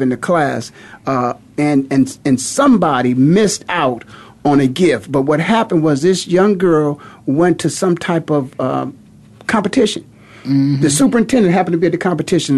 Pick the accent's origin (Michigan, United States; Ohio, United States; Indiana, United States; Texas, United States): Ohio, United States; Canton; moved away; I was just back in my hometown of Canton, Ohio